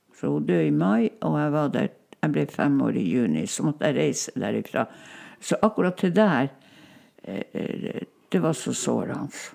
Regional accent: Kirkenes, Troms og Finnmark, Norway; first language Northern Sami; Norwegian is a second language; Jeg snakka jo bare samisk. For det mm. gjorde vi jo hjemme der hos bestemor

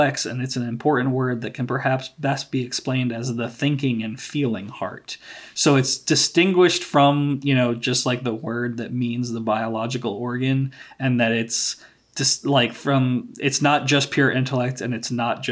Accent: United States; as an American

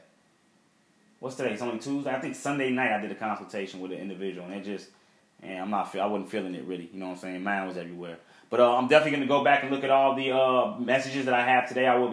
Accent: Chicago, Illinois, United States; growing up in Chicago

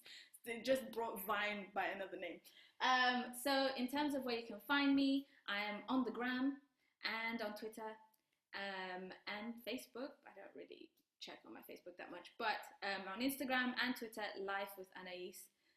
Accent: Rwanda; I'm from Rwanda

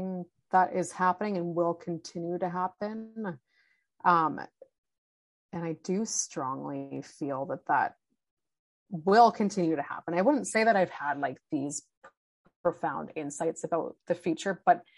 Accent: Vancouver, British Columbia, Canada; I grew up in Vancouver

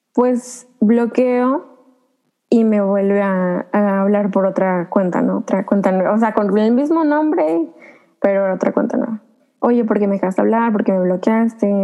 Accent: Veracruz, Mexico; soy del estado de Veracruz

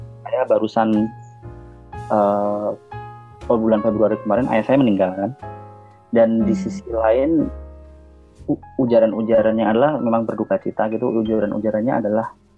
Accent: Java, Indonesia; Saya sendiri juga orang Jawa

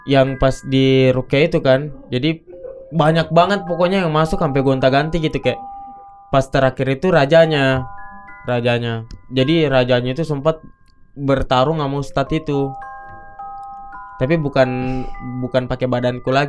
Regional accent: South Sulawesi, Indonesia; moved away; Nah, aku tuh dari Bugis gitu. Nah, setiap kita ngerantau pasti ada aja gitu yang kita pegang gitu.

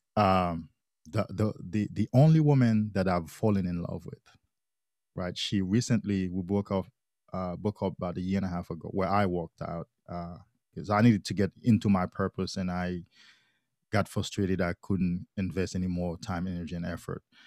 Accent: Haiti; I grew up in Haiti. I'm from Haiti

